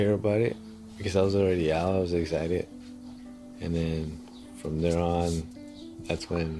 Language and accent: English; Los Angeles, California, United States; also born or lived in Mexico; now in San Jose, United States; I was born in Mexico. I went to school in Los Angeles.